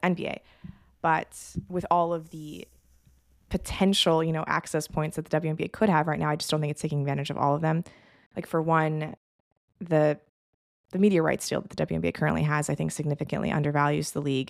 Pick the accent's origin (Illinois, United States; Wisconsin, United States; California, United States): California, United States; Los Angeles; My parents moved to L A right around the time of the Showtime Lakers